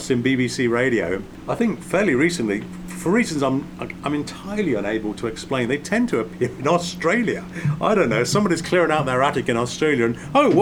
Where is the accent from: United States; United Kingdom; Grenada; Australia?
United Kingdom; England; growing up in England